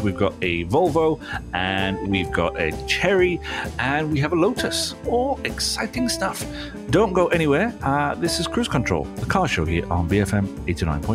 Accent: United Kingdom; now in Malaysia; my hometown in the town centre is all cobbles

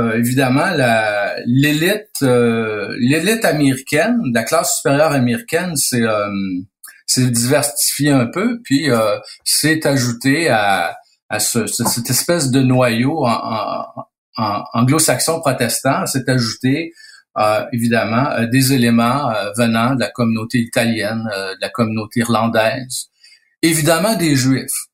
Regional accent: Quebec, Canada

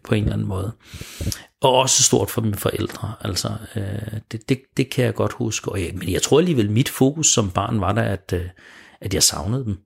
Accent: Smørum, Capital Region of Denmark, Denmark; jeg er født og opvokset i Smørum

